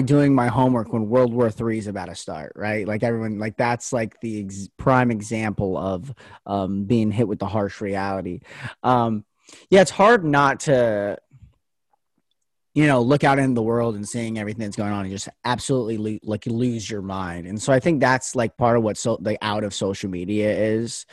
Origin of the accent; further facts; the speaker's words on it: Las Vegas, Nevada, United States; moved away as an adult; now in Oregon, United States; I go to school in Oregon, but I'm from Vegas, so my family's down there